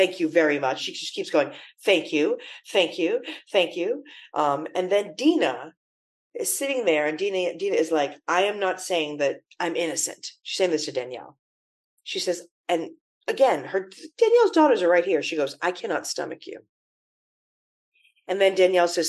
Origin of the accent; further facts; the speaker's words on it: Everett, Massachusetts, United States; I remember growing up in Everett